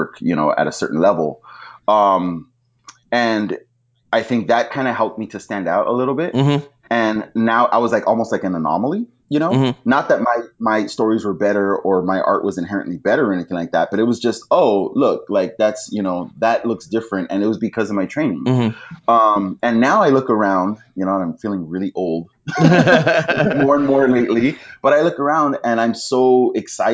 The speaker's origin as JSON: {"language": "English", "town": "Los Angeles", "region": "California", "country": "United States", "tie": "born or raised there", "said": "I grew up in Boyle Heights"}